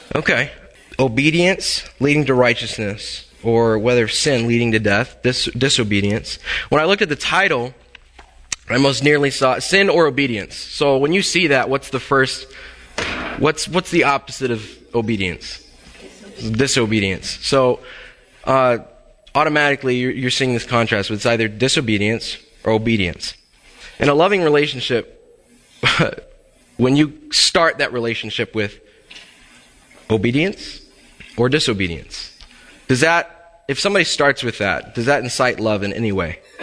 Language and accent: English; Texas, United States; moved away; my home state of Texas